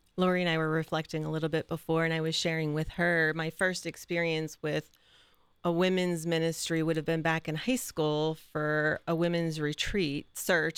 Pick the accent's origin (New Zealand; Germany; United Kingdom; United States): United States; Mingo Junction, Ohio; moved away as an adult; also born or lived in Cleveland, Ohio; now in Columbus, United States; I grew up in Eastern Ohio in Mingo Junction, for anybody who's been out that way, by Steubenville